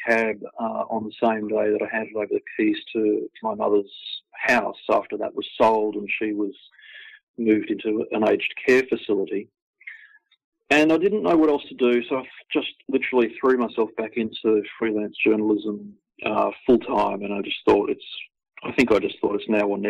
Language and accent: English; Victoria, Australia; now in Brisbane, Australia; I'm originally from Victoria, so I'd grown up with the sport.